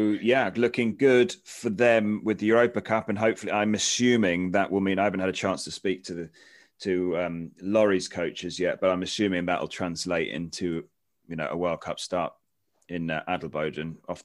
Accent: United Kingdom; from our perspective, as a Brit's perspective

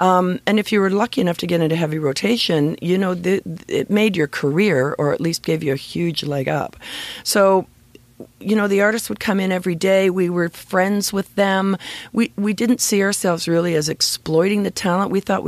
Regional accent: Scarborough, Ontario, Canada; born or raised there

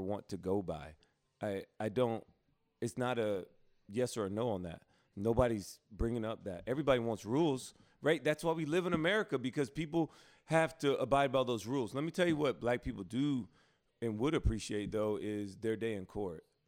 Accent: Prattville, Alabama, United States; I'm from Alabama, where it's not that dangerous where I'm from, in Prattville

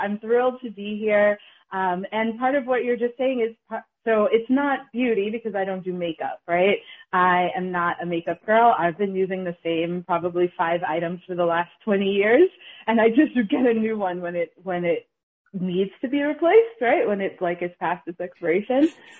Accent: Bronx, New York, United States; I'm from the Bronx and he's from the Boston area.

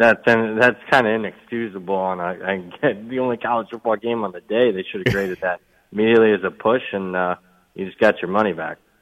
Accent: Ohio, United States; now in Las Vegas, United States; growing up in Ohio

